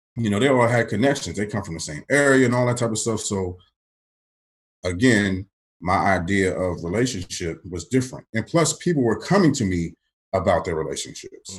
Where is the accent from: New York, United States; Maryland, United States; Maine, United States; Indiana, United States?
Maryland, United States; moved away as an adult; also born or lived in Johnson City, Tennessee; I'm coming from Maryland to Tennessee